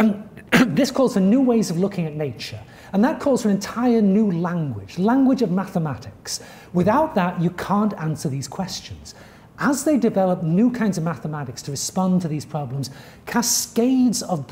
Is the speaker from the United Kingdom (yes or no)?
yes; United Kingdom; now in United States; I grew up in Western Europe, if you count Britain as part of Western Europe